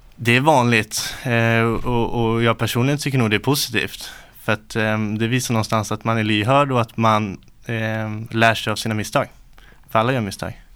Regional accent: Uppsala, Uppsala County, Sweden; Uppsala, född och uppvuxen här.

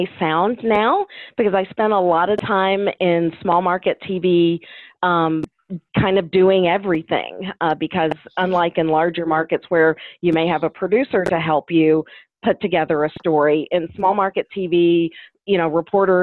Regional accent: Kentucky, United States; my hometown is in Kentucky. It's on the border with Tennessee.

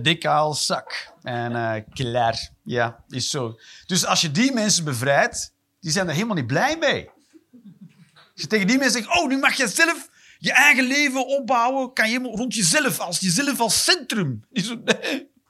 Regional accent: Flanders, Belgium; ik ben een Vlaming

